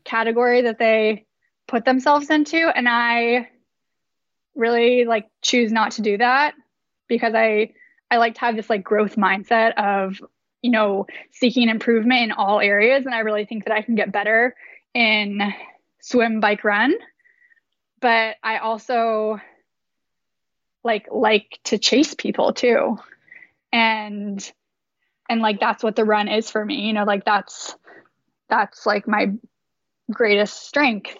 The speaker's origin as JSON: {"language": "English", "town": "Davis", "region": "California", "country": "United States", "tie": "born or raised there", "moved": "yes"}